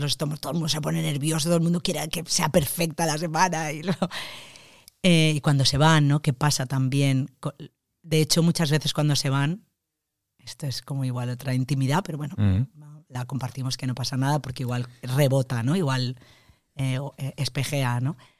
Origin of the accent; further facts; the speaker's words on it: Valencia, Valencian Community, Spain; soy creadora, soy actriz, vengo de Valencia